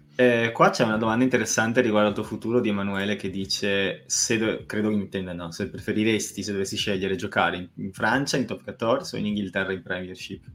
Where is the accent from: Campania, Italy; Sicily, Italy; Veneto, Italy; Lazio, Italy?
Veneto, Italy